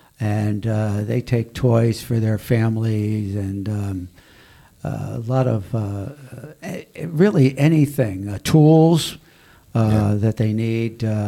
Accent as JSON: {"language": "English", "town": "Darien", "region": "Connecticut", "country": "United States", "tie": "born or raised there", "said": "we were growing up in Darien"}